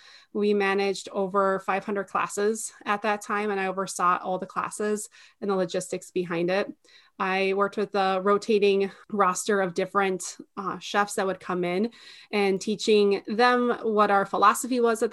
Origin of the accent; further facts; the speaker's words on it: Minnesota, United States; We're here from Minnesota, and my husband and I recently got married